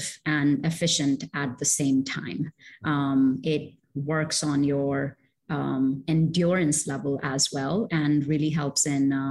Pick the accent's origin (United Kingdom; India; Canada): India; moved away; also born or lived in Middle East; I'm originally from India, and I've lived in the Middle East